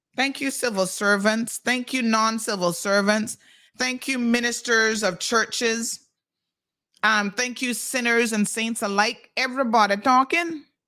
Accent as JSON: {"language": "English", "town": "George Town", "country": "Cayman Islands", "tie": "born or raised there", "also_born_or_lived": "United States", "moved": "yes", "said": "I got two Caymanian parents and I was born right here in Georgetown Hospital"}